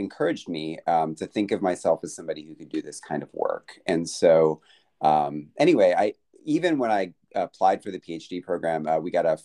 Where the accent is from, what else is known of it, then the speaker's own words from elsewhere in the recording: Flower Mound, Texas, United States; moved away as an adult; now in Alabama, United States; I'm from Flower Mound, Texas